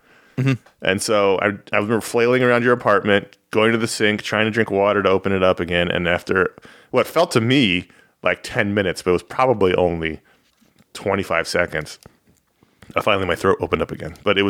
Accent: New York, United States; Like I say this as a New Yorker.

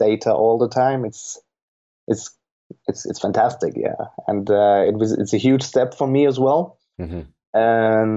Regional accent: Switzerland; accent: Swiss German; first language Swiss German; English is a second language; my mother tongue is German. So basically it's Swiss German.

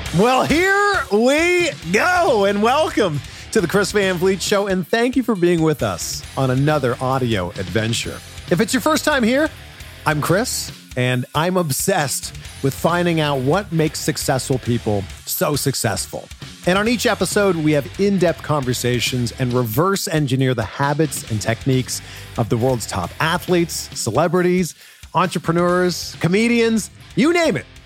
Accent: Canada; moved away; my home country of Canada

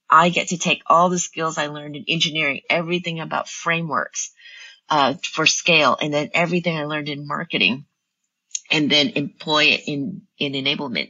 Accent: the South, Louisiana, United States; also born or lived in Vietnam / Austin, Texas; Growing up in the South

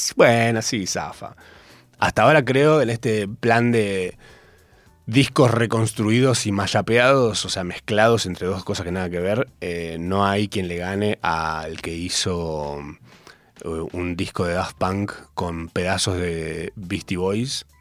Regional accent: Capilla del Monte, Córdoba, Argentina; now in Buenos Aires, Argentina; Yo soy de Córdoba

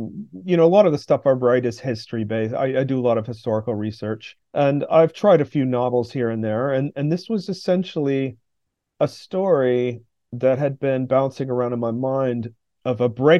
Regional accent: North Carolina, United States; I'm from North Carolina, I live in the South, and the Appalachian region has the feeling, the aesthetic, the vibe, if you want to say, of its own place.

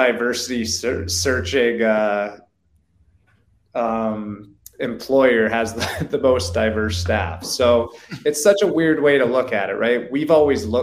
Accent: Canada; now in United States; As a Canadian kid, growing up

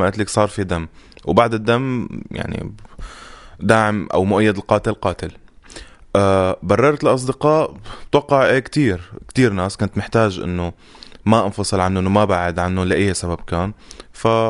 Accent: Syria; نحن كسوريين

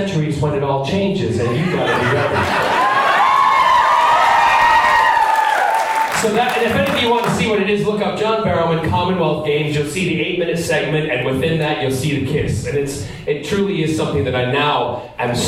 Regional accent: Glasgow, Scotland, United Kingdom; being a Scot and having been born there

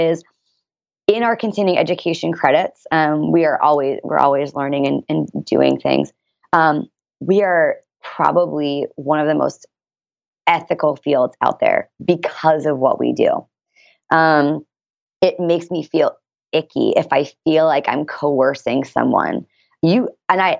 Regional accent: Washington, D.C., East Coast, United States; now in San Diego, United States; I'm also from the East Coast and I moved here from Washington, D.C.

